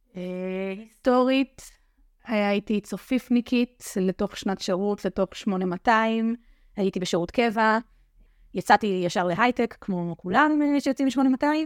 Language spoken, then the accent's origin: Hebrew; Shim'a, Judea and Samaria, Israel; רכזת נוער ביישוב שמעה, ביישוב שגדלתי בו